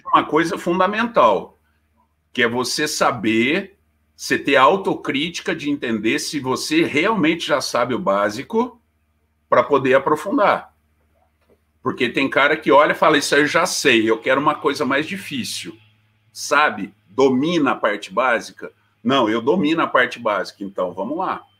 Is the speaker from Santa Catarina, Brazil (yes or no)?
no; Poços de Caldas, Minas Gerais, Brazil; accent: caipira; eu sou de Poços, né, mineiro, é, meu sotaque também não nega, né, caipirão para caramba